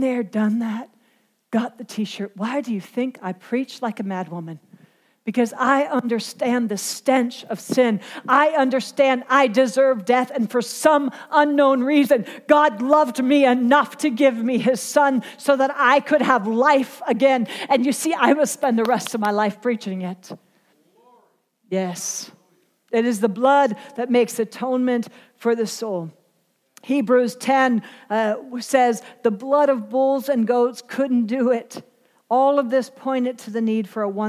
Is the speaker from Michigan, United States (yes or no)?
no; Pennsylvania, United States; I was born and raised in Pennsylvania, and we had Amish and Mennonite and farms all around us